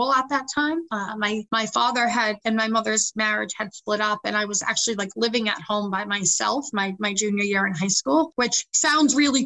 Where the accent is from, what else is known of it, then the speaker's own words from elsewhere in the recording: South Shore area, Massachusetts, United States; now in Worcester, United States; So I didn't actually grow up in Worcester. I'm from the South Shore area. And growing up, my mother was really sick